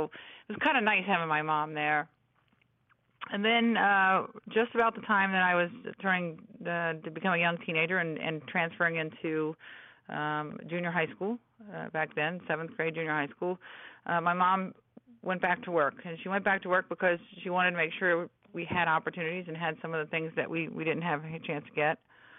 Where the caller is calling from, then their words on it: Washington, District of Columbia, United States; I'm calling in from the Washington area. Yes, I am.